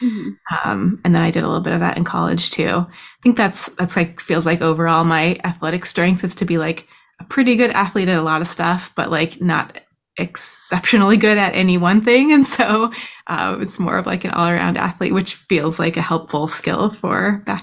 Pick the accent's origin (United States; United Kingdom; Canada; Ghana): United States; Soldotna, Alaska; now in Anchorage, United States; In Soldotna. Soldotna is like a little town that's a couple hours south of Anchorage.